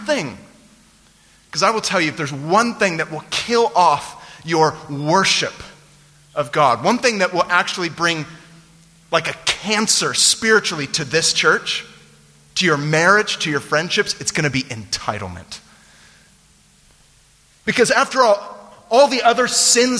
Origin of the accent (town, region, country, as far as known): San Francisco Bay Area, California, United States; born or raised there; moved away